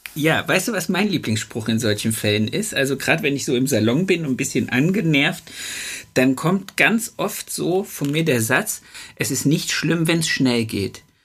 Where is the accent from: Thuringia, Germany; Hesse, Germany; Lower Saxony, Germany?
Thuringia, Germany; Nordhausen; ich komme ja aus Nordhausen am Rande des Harzes